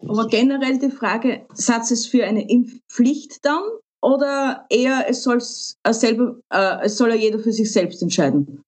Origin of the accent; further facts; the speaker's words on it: Austria; bei uns in Österreich